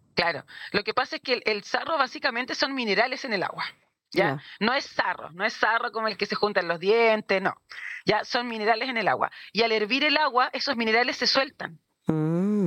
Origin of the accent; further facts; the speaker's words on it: Santiago, Santiago Metropolitan Region, Chile; moved away as an adult; now in Puerto Montt, Chile; somos oriundos de Santiago también. Llevamos dos a tres años acá más o menos